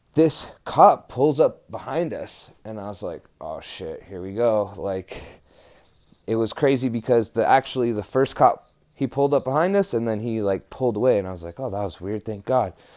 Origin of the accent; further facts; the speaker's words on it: New Mexico, United States; I was from New Mexico